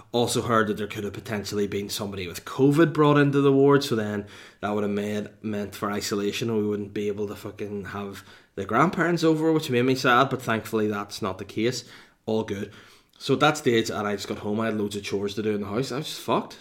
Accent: Holywood, Northern Ireland, United Kingdom; now in Bangor, United Kingdom; to the motherland, to Hollywood, to the hometown

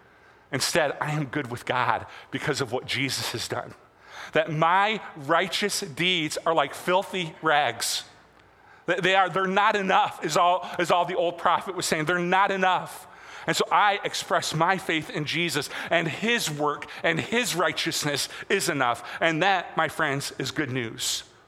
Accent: United States

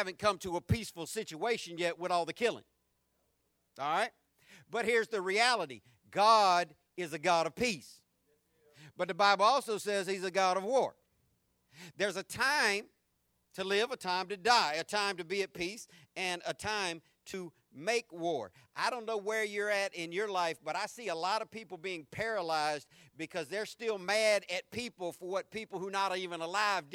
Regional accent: Jacksonville, Florida, United States; I grew up in the South. I grew up in this city. I understand how racially backwards Jacksonville is

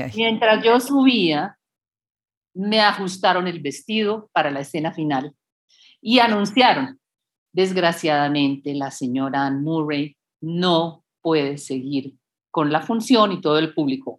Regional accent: Colombia; moved away as an adult; also born or lived in United States / Bogotá, Colombia; mi formación integral es en Colombia

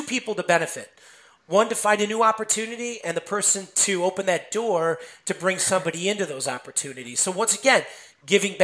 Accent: Chicago, Illinois, United States; I'm from Chicago

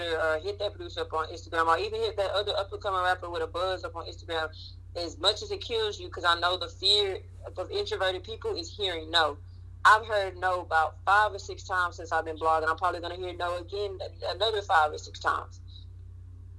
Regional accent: Waco, Texas, United States; moved away as an adult; also born or lived in Prairie View, Texas / Dallas, Texas; now in Houston, United States; my hometown, Waco, Texas

